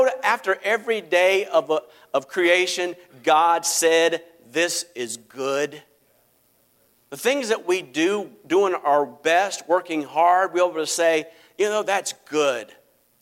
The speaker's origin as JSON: {"language": "English", "country": "United States", "said": "I live in the United States of America and that I can say that I'm an American"}